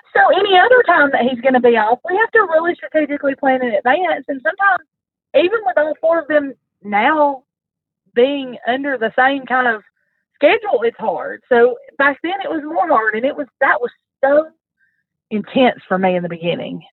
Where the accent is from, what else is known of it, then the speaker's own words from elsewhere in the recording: the South, United States; I'm from the South.